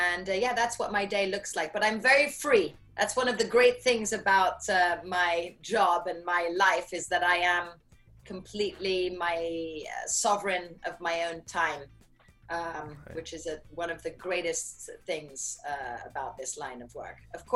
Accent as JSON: {"language": "English", "town": "San Francisco", "region": "California", "country": "United States", "tie": "born there", "said": "Okay, so yes, I was born in San Francisco."}